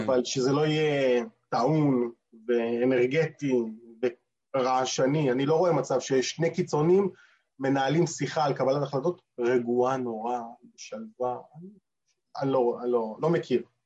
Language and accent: Hebrew; Israel; now in New York, United States; במקרה שלנו כישראלים